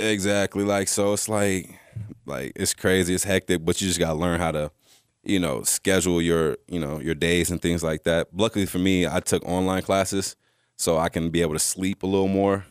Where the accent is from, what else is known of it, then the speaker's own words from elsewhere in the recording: California, United States; moved away as an adult; also born or lived in Texas; I came from California